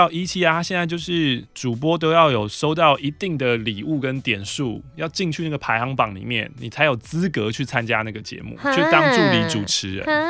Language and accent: Chinese; Taiwan; 现在的话，其实可以以很台为自豪啊。嗯，对啊，我是台湾人，我很台